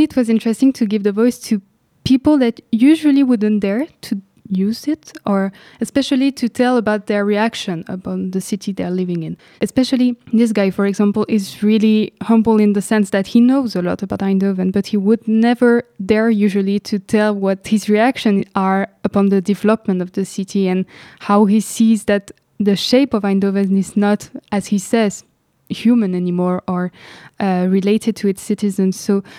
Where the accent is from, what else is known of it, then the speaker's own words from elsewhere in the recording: Lebanon; When I was growing up in Lebanon, what I was witnessing is that people really dare to really talk all the time about their neighborhood